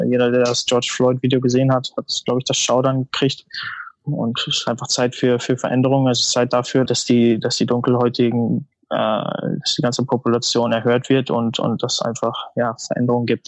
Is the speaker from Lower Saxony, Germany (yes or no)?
no; North Rhine-Westphalia, Germany; moved away as an adult; now in Chicago, United States; Ich bin in NRW groß geworden